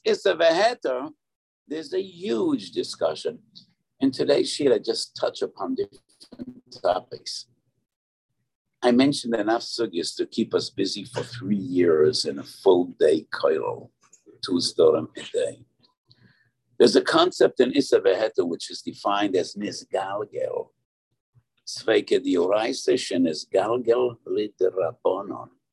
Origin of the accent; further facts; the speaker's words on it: New York, United States; I was born in the East Side, and we were neighbors with the Moshe Feinstein